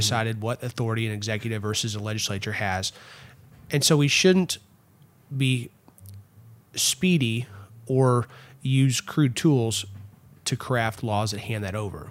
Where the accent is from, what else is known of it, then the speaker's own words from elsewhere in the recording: Erath County, Texas, United States; also born or lived in Fort Worth, Texas; where I grew up in Erath County